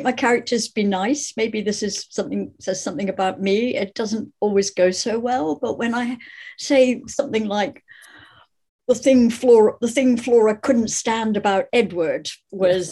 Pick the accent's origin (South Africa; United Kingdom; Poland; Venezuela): United Kingdom; Scotland; growing up in Scotland, so much of life is about the things you don't say